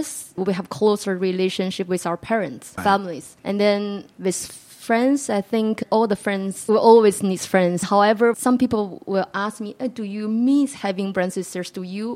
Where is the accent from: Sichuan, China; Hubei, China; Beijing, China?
Beijing, China; English is a second language; moved away as an adult; also born or lived in Philadelphia, United States; I was born in Beijing, China